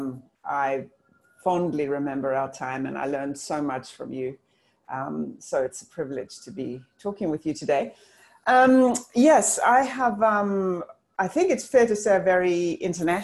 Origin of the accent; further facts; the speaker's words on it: South Africa; moved away; I'm South African originally